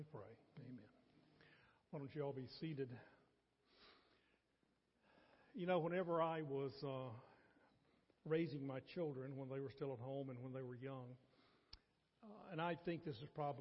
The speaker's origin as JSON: {"language": "English", "region": "North Carolina", "country": "United States", "tie": "born or raised there", "moved": "yes", "lives_now": "Athens, TX, United States", "said": "as a small boy growing up in North Carolina"}